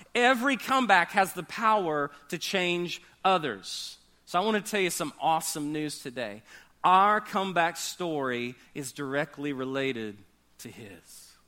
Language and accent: English; United States; We're American.